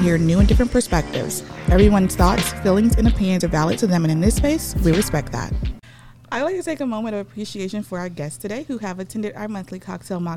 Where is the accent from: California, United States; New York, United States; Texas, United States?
Texas, United States; Houston; My fellow native Houstonian